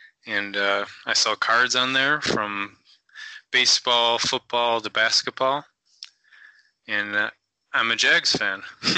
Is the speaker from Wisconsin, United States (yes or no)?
no; Detroit, Michigan, United States; I'm from Detroit, Michigan, a little like 25 minutes north